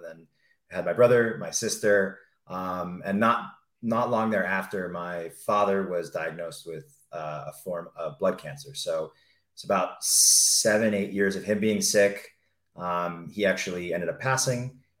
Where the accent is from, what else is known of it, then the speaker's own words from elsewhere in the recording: Mission Viejo, California, United States; I grew up in Orange County, California. So Mission Viejo, Aliso Viejo area.